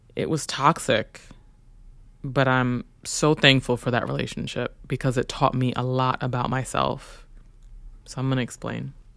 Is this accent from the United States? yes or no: yes; New York City, New York, United States; growing up in Brooklyn